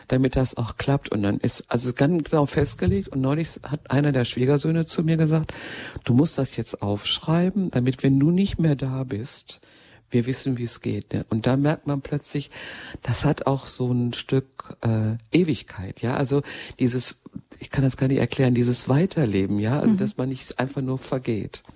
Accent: Ruhr area, North Rhine-Westphalia, Germany; ich stamme ja mitten aus dem Ruhrgebiet

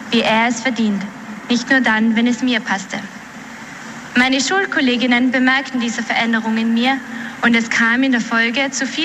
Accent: Austria; ich komme aus Österreich. Ich bin in einer katholischen Familie aufgewachsen

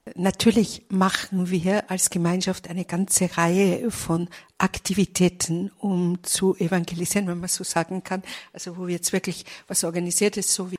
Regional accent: Vienna, Austria; now in Munich, Germany; Ich bin eigentlich auch eine Wienerin. Allerdings lebe ich zurzeit in München

